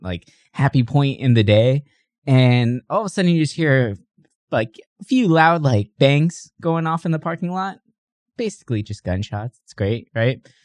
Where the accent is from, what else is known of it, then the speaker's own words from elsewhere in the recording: San Diego, California, United States; I grew up in San Ysidro